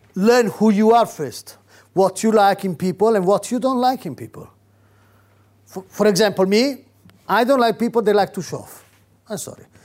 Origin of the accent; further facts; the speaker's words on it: Rome, Lazio, Italy; now in United Kingdom; I come from Catholic Rome